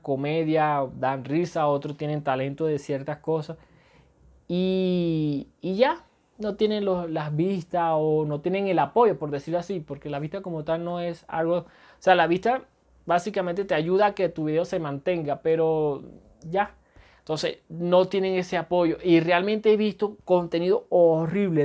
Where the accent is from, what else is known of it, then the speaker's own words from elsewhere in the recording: Venezuela; soy venezolano.